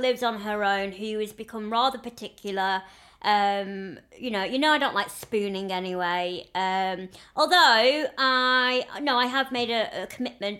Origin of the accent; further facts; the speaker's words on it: the north of England, United Kingdom; accent: northern; moved away; That's because I'm from up north